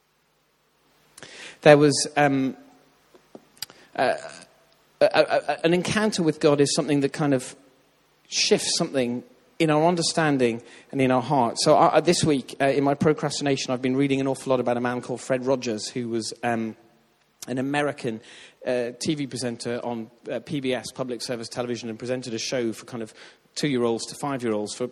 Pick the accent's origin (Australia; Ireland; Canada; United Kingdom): Ireland; I grew up in Ireland where they talk about faith all the time.